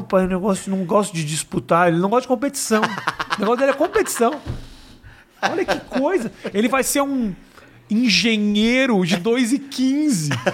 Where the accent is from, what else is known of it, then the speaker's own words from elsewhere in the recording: Brazil; sou brasileiro